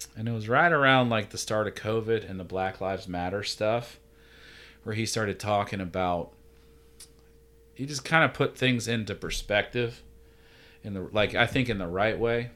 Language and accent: English; Georgia, United States; now in Virginia, United States; I'm from Georgia